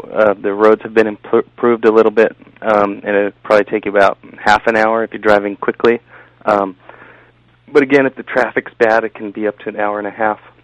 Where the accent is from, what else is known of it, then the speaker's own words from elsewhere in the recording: San Diego, California, United States; now in New Haven, United States; I grew up in Southern California